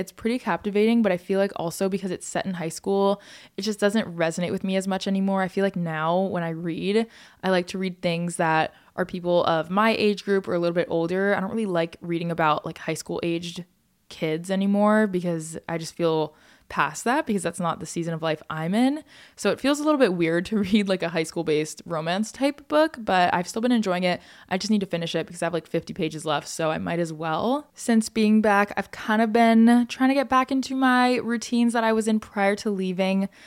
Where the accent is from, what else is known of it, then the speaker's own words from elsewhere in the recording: United States; as an American